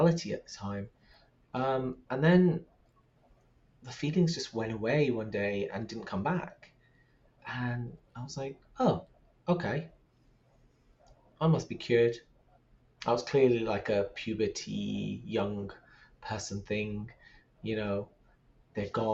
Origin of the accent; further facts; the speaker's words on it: London, United Kingdom; Growing up in London